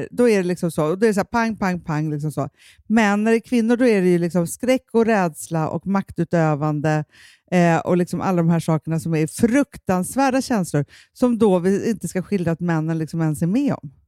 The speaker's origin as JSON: {"language": "Swedish", "country": "Sweden", "said": "jag känner som svensk kvinna"}